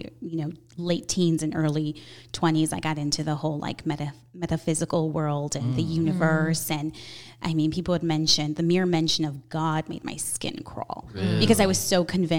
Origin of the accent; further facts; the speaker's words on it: Chicago, Illinois, United States; I grew up Catholic, grew up in a small little Italian neighborhood here in Chicago called the Heart of Chicago.